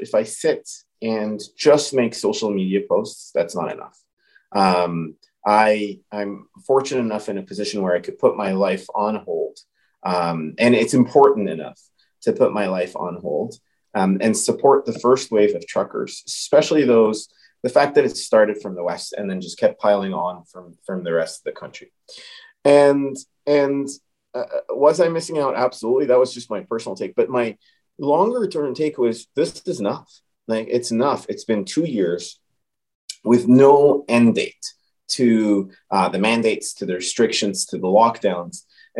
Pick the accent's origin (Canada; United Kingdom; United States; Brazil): Canada; Alberta; And when the truckers found out I was from Alberta, the high fives, the pictures we took together. I did make it a point to walk around with my Alberta flag.